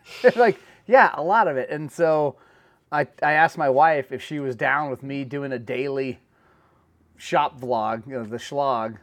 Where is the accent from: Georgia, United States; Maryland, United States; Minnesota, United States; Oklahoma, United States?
Oklahoma, United States; moved away; I'm from Oklahoma